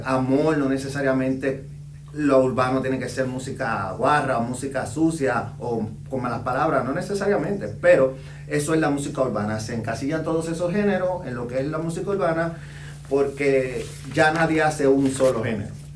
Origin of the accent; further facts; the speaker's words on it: Puerto Rico; moved away as an adult; also born or lived in Dominican Republic; now in Indianapolis, United States; yo soy originario de República Dominicana, eh, me crié en Puerto Rico